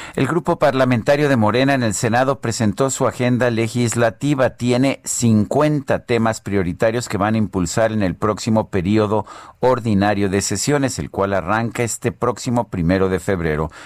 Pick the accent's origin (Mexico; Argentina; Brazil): Mexico; somos los mexicanos